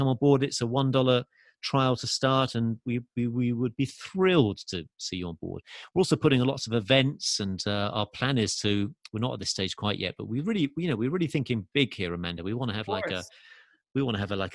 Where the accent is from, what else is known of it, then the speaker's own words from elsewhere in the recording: England, United Kingdom; accent: English; now in Los Angeles, United States; Although I'm from England, as you can tell from my accent, I do live in LA.